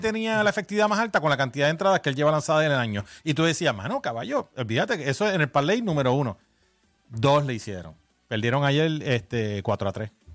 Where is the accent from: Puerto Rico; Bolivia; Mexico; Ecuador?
Puerto Rico; cuando yo me crié en Muñoz Rivera, allá en la calle Pentagrama con mi abuela, en los 70 y los 80